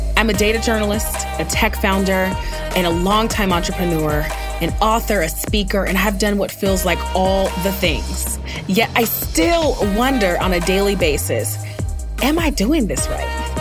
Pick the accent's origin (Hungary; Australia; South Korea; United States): United States; the Northwest, Pacific Northwest; I come from some Midwesterners, and I was raised in the Northwest